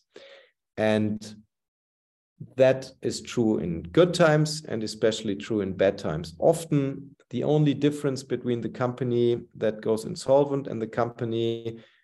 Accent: Cologne, North Rhine-Westphalia, Germany; moved away; We moved to my hometown, Cologne

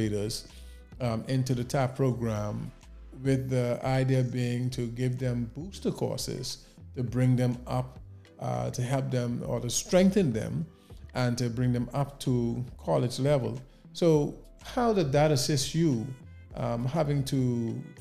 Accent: Nassau, New Providence, Bahamas; growing up in the Bahamas, in Nassau in particular, in the capital, as a young man

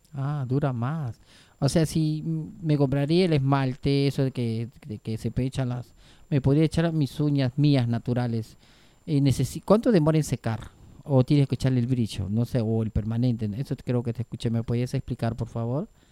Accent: Peru; now in Argentina; yo también tenía una peluquería en Perú y la verdad que soy de Perú. Bueno, soy china

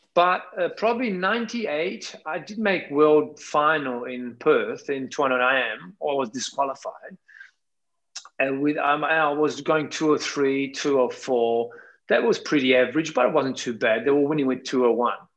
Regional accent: Naples, Campania, Italy; English is a second language; I always love my hometown city. That's Napoli

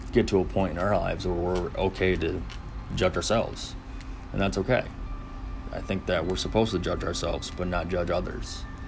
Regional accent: Finger Lakes, upstate New York, United States; I'm from the Finger Lakes, uh, upstate New York.

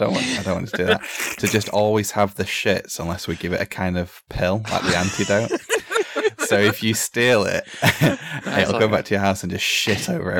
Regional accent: Blackpool, North West England, United Kingdom; also born or lived in Wesham; I'm from Blackpool, and my family's from Blackpool, and down the road, like 2 minutes, which is where I originally was like born and lived till I was like 4 or 5. And we moved because the next door neighbors got robbed.

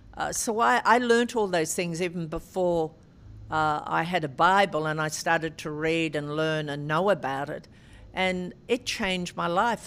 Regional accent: Albury, New South Wales, Australia; Albury, my hometown, was a, a great uh, tennis centre

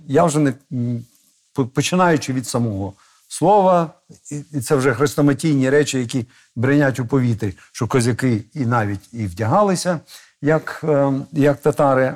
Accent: Kamianske, Dnipropetrovsk Oblast, Ukraine; Той бік кордону це моя мала батьківщина, звідки я е, з'явився на цей світ Божий

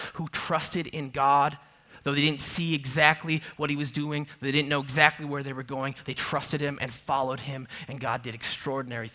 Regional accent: a suburb of Minneapolis, Minnesota, United States; now in Arizona, United States; I grew up in a suburb of the Twin Cities in Minnesota, a suburb of Minneapolis

